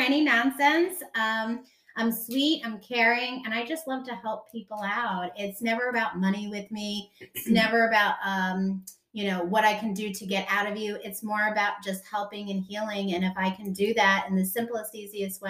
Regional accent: New York, United States; now in Mooresville, United States; I am from New York. I am now in Mooresville.

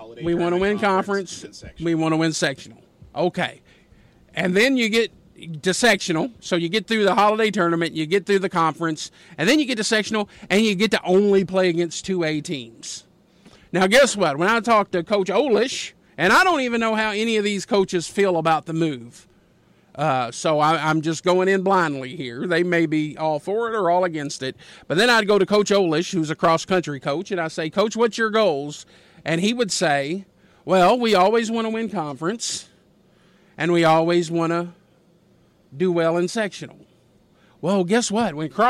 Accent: Louisville, Kentucky, United States; now in Indiana, United States; I grew up in Louisville. We did not have conferences. I moved to Indiana

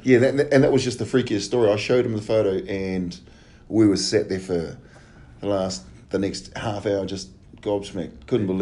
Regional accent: Auckland, New Zealand; I grew up in an area in Glendowie

